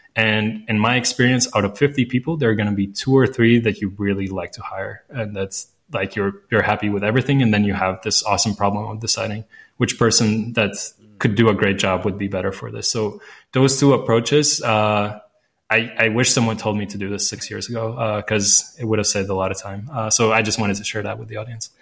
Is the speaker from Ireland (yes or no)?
no; Latvia; first language Latvian; English is a second language; I speak Latvian. That's my mother tongue.